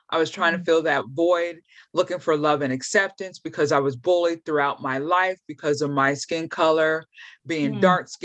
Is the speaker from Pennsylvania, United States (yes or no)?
yes; York, Pennsylvania, United States; I grew up in York, Pennsylvania